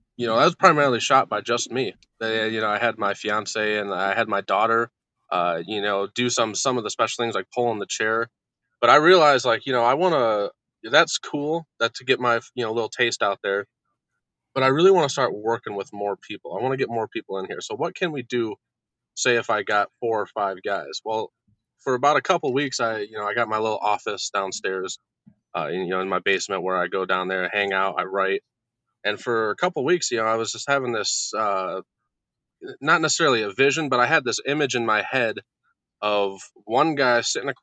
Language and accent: English; Monroe, Michigan, United States; I'm from Monroe, Michigan.